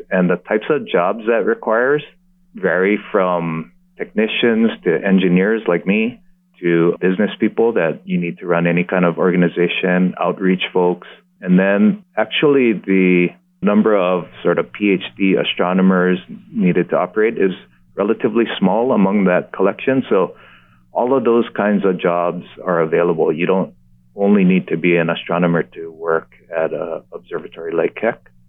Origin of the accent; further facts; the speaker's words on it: Oahu, Hawaii, United States; being a local boy, you know, raised in, in Hawaii